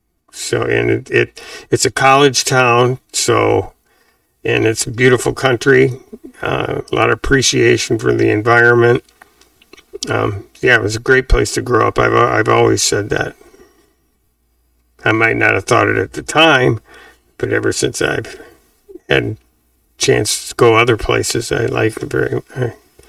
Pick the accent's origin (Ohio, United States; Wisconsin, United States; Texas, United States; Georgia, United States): Wisconsin, United States; Madison; growing up in Madison was fantastic. I was very, very fortunate, especially because I knew my older brothers moved a lot, and I was in Madison for the whole time I was in school